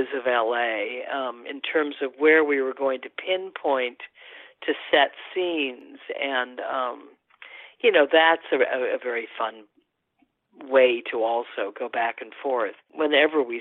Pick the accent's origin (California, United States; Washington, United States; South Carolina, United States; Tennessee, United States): California, United States; Los Angeles; I am an Angeleno, and of course was a teenager at that time, and, you know, of course, zoomed around LA as much as I could